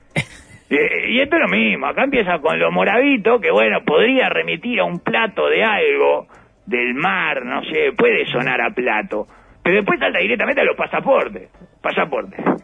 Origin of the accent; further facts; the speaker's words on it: Uruguay; accent: Uruguayan; nuestra forma, nuestra cadencia fonética